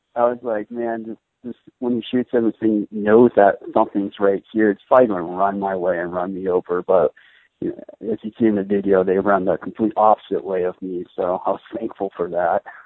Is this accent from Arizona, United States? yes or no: yes; Arizona, United States; I grew up in Arizona